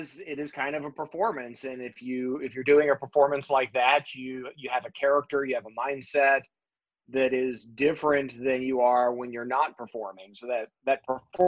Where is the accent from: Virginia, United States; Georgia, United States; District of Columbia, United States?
Virginia, United States; Lunenburg County; I grew up in Lunenburg County, Virginia